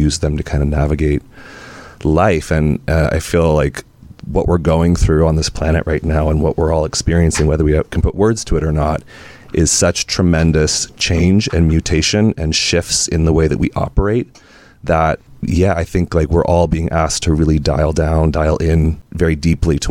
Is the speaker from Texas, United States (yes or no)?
no; Sonora, California, United States; also born or lived in Alameda, California / Oakland, California; when I was 9, I moved with my mom. I'm an only child, and I was raised by a single mom. We moved to the foothills of the Sierra Nevadas, a small town